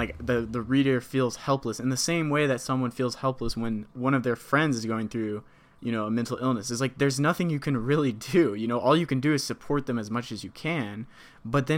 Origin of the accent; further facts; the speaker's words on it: United States; as an American